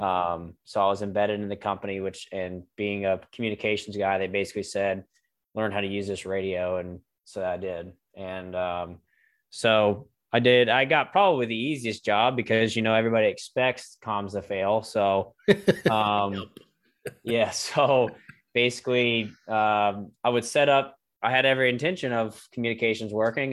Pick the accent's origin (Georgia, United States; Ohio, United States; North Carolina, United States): North Carolina, United States; Greensboro; communications company here in Greensboro, my hometown